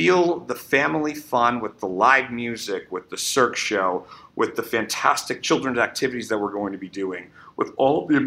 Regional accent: Chattanooga, Tennessee, United States; now in Savannah, United States; we're from Chattanooga.

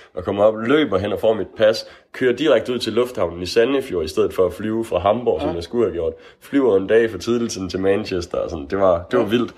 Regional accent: Aalborg, North Denmark Region, Denmark; Jeg er fra Aalborg

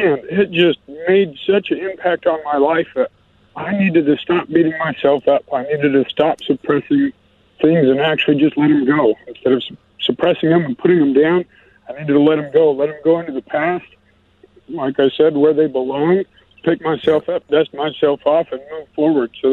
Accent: Montana, United States; So I'm 31. Okay. I'm from Montana

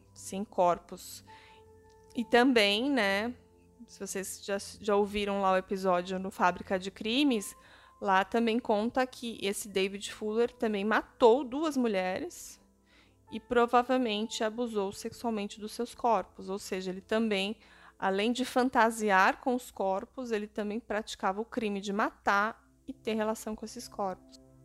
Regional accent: São Paulo, Brazil; em São Paulo, aqui onde eu moro, para quem não sabe, eu sou de São Paulo

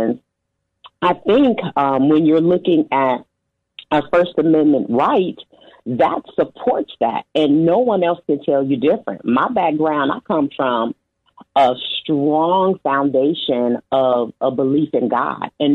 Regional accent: United States

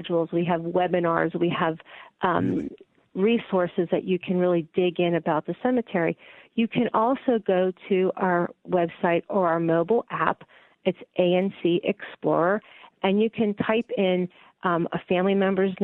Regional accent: McKees Rocks, Pennsylvania, United States; moved away; I grew up in the McKees Rocks area and went to school in Western Pennsylvania

